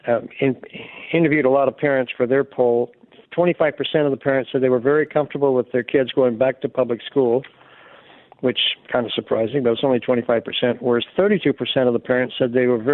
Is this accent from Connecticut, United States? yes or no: no; Alabama, United States; I'm an Alabama boy